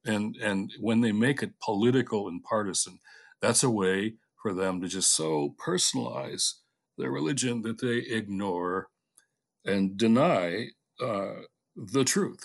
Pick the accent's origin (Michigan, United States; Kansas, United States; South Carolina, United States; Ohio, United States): Michigan, United States; Detroit; When I was a kid, you know, growing up in Detroit